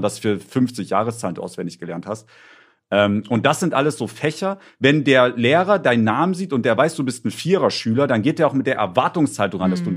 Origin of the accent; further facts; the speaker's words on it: near Leipzig, Saxony, Germany; Ich bin ja in der Nähe von Leipzig zur Schule gegangen